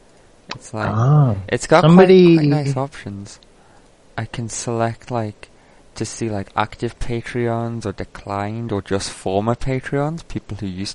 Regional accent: United Kingdom; I'm British.

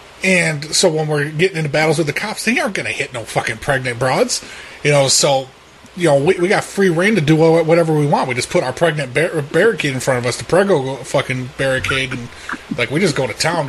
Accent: Portland, Oregon, United States; I came from Oregon.

